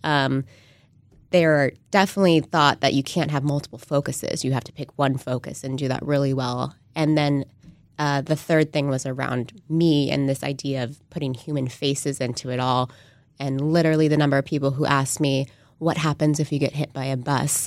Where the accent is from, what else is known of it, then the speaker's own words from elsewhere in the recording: San Antonio, Texas, United States; moved away as an adult; also born or lived in Austin, Texas / Silicon Valley; I grew up in San Antonio